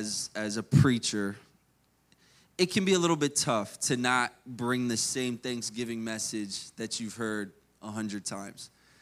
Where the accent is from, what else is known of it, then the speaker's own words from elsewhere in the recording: Maryland, United States; born there; And I'm actually from, I was born in Maryland, so I was born up north and lived here most of my life, but I like the cold.